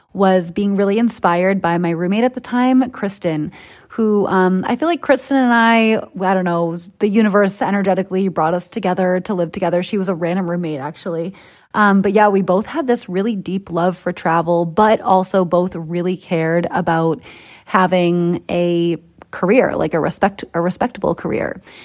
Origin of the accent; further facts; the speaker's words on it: Boston, Massachusetts, United States; accent: Boston; moved away; That's my Boston accent coming out. Still got the roots, guys. Still, still know where I came from